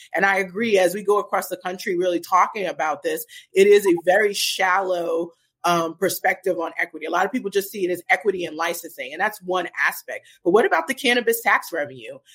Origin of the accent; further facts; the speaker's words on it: New York City, New York, United States; moved away as an adult; also born or lived in New Jersey; now in Portland, United States; I'm originally from Brooklyn, New York. Um, uh, so I grew up in Brooklyn